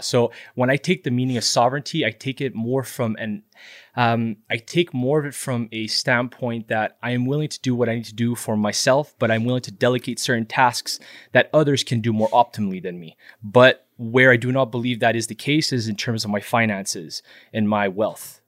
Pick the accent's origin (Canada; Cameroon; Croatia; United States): Canada; Montreal, Quebec; Born and raised in Montreal